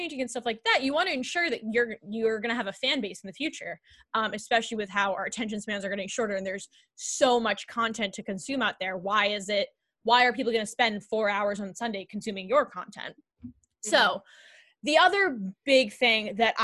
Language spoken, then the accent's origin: English; Northeast, United States; we grew up on the East Coast, like the Northeast